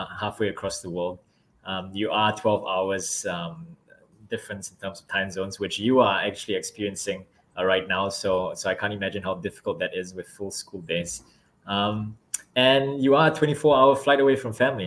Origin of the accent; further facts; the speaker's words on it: Singapore; also born or lived in Philadelphia; as a kid, I grew up in Singapore